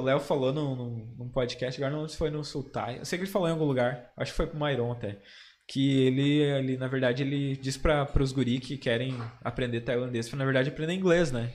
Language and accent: Portuguese; Campo Bom, Rio Grande do Sul, Brazil; eu me criei em Campo Bom